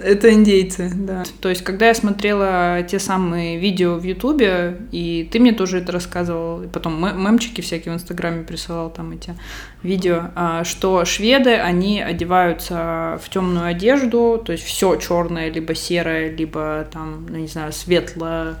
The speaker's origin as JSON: {"language": "Russian", "country": "Russia", "moved": "yes", "lives_now": "Barcelona, Spain", "said": "из России, я говорю, из России"}